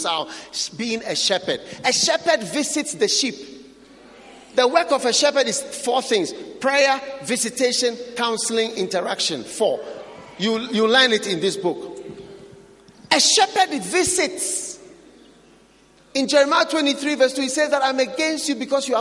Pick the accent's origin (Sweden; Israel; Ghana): Ghana; me as a Ghanaian